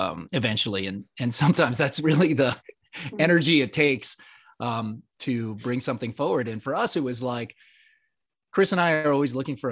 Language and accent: English; Puerto Rico; I was born in Puerto Rico